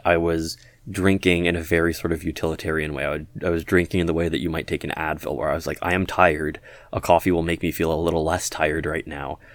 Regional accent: Toronto, Ontario, Canada; the Toronto area, sort of G T

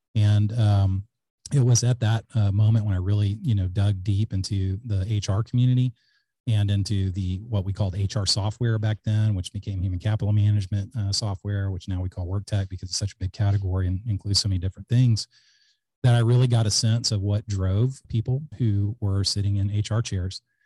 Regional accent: Alice, Texas, United States; also born or lived in Georgetown, Texas / Austin, Texas; I grew up in Alice, Texas, which is a small town in, uh, South Texas

